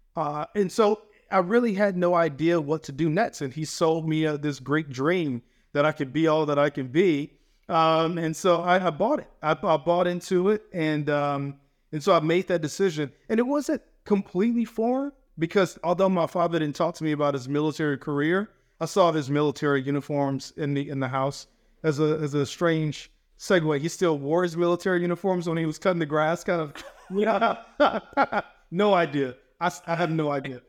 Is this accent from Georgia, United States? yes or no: yes; Atlanta, Georgia, United States; now in Maryland, United States; where I grew up in Atlanta, Georgia